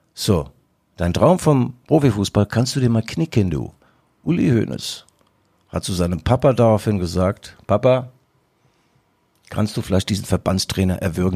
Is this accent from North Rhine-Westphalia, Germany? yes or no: no; Mainz, Rhineland-Palatinate, Germany; now in Leipzig, Germany; bei uns in Mainz gibt es übrigens den berühmten Schwellkopf.